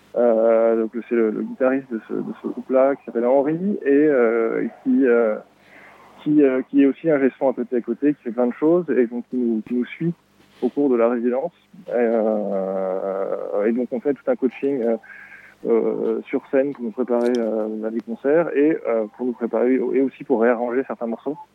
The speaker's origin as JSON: {"language": "French", "town": "Pau", "region": "Nouvelle-Aquitaine", "country": "France", "tie": "born or raised there", "moved": "yes", "lives_now": "Montreuil, France", "said": "on est deux être originaires de, Pau. En fait, à la base, on, avait un petit groupe de lycéens euh, à Pau"}